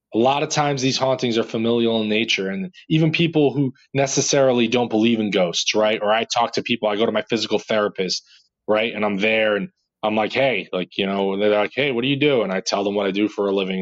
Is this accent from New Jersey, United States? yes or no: yes; New Jersey, United States; I'm just from Jersey